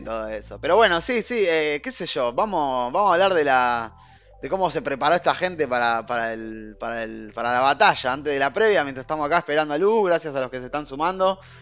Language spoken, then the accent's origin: Spanish; Argentina; Es el único lugar, los únicos dos lugares donde tenemos el acento este